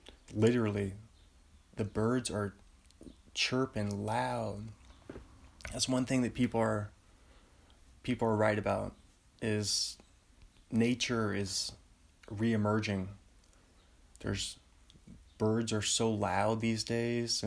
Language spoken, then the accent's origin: English; Bothell, Washington, United States; I'm from Bothell, Washington, which is, it's about a 20-minute drive north of Seattle